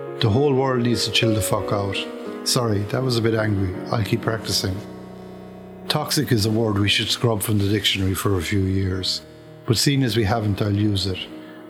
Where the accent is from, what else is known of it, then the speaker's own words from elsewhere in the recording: Kerry, Munster, Ireland; accent: Kerry; It's my Kerry accent